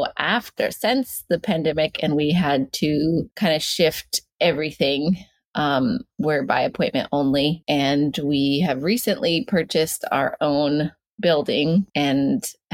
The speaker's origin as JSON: {"language": "English", "region": "Northern California", "country": "United States", "tie": "born or raised there", "also_born_or_lived": "Ashland, Oregon", "moved": "as an adult", "lives_now": "Portland, United States", "said": "I grew up on my reservation in Northern California, like Northern, like 3 hours south of the Oregon border"}